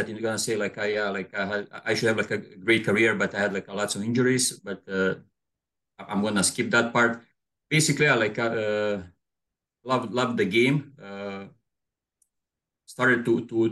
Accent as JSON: {"language": "English", "town": "Bjelovar", "region": "Bjelovar-Bilogora County", "country": "Croatia", "tie": "born or raised there", "moved": "as an adult", "lives_now": "Toronto, Canada", "said": "Born and raised in Bjelovar"}